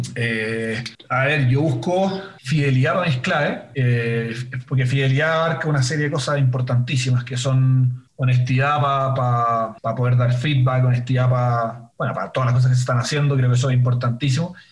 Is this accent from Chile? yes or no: yes; Chile; soy chileno